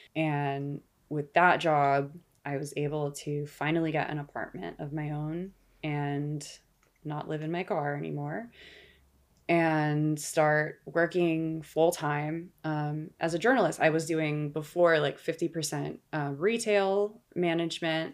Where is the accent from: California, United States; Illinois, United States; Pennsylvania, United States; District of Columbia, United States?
California, United States; Los Angeles; I grew up here in Los Angeles